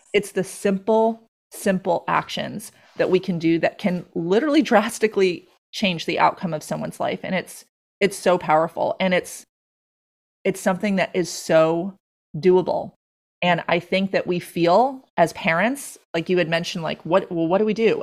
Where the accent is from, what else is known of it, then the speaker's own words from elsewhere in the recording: Long Island, New York, United States; now in Stuart, United States; I grew up on Long Island